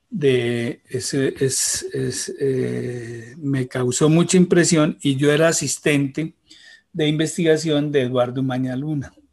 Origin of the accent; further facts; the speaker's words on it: Bogotá, Colombia; Yo vivía en Bogotá y yo soy nacido en Bogotá